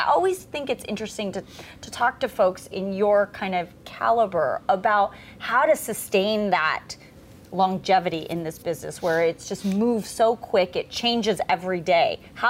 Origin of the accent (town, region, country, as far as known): Los Angeles, California, United States; born or raised there